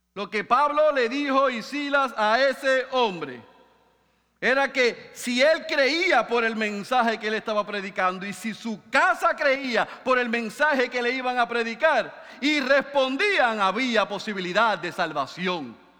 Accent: Puerto Rico; decimos aquí en Puerto Rico

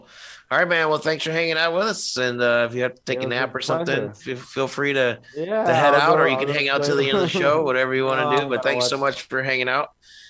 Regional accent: Indiana, United States; I'm from Indiana, so I grew up around country music, but I'm more of a metalhead myself.

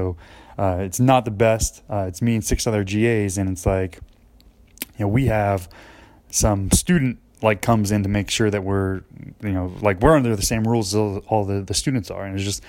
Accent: New Jersey, United States; now in McKenzie, United States; You know, I'm moving from New Jersey, where there's, you know, 4 malls within 15 minutes of me, and, you know, out in McKenzie, there's not a whole lot.

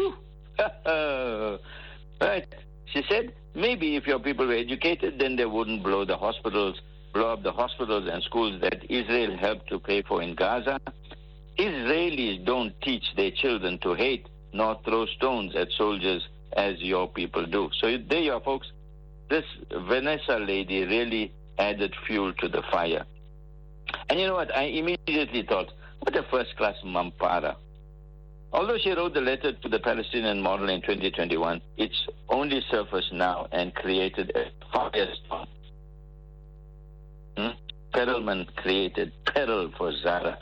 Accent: Port Shepstone, KwaZulu-Natal, South Africa; I was in my hometown, Port Shepstone

